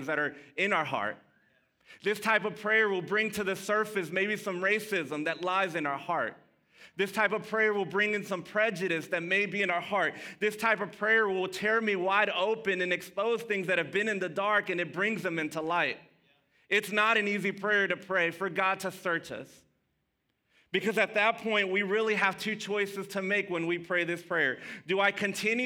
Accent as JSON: {"language": "English", "town": "Dallas", "region": "Texas", "country": "United States", "tie": "born or raised there", "also_born_or_lived": "Mesquite, Texas", "first_language": "Spanish", "second_language": "English", "said": "I grew up in Pleasant Grove. I'm a Grove rat"}